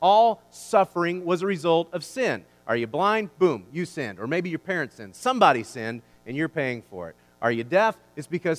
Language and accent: English; United States; I'm an American